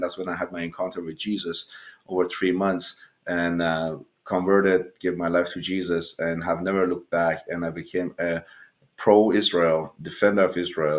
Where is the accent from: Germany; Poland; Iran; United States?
Iran; now in Canada; I was born in Iran during the revolution time that the Shah was being kicked out of Iran. And of course, the Ayatollah came to power and into a Muslim family.